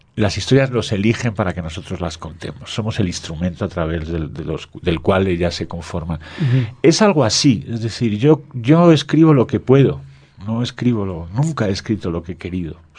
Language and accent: Spanish; Spain; en mi país